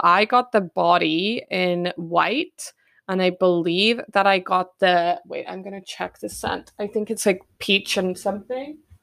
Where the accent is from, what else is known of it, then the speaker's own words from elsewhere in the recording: Perth, Western Australia, Australia; Perth, my hometown